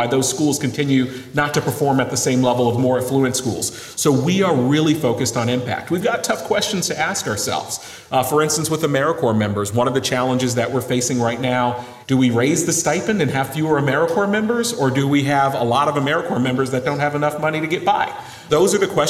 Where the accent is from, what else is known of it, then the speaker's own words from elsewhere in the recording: Western Massachusetts, United States; I'm from Western Massachusetts. My parents were both 16 years old when I was born